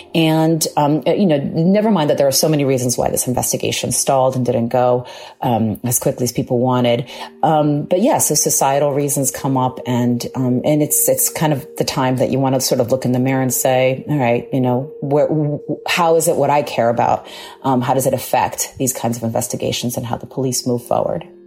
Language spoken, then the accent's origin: English; Long Island, New York, United States; Born and raised on Long Island